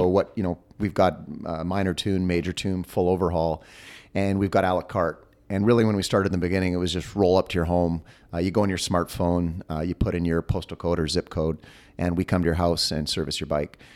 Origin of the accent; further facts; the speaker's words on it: Canada; I am Canadian